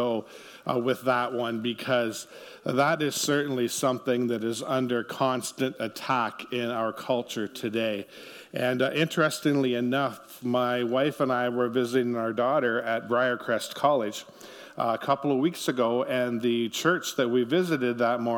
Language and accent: English; Ontario, Canada; now in Niverville, Canada; our family actually grew up in Ontario